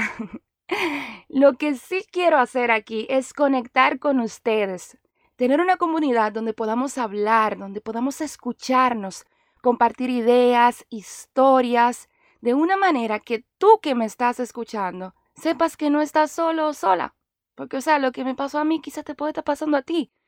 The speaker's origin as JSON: {"language": "Spanish", "country": "Dominican Republic", "moved": "as an adult", "lives_now": "Miami, United States", "said": "soy actriz dominicana"}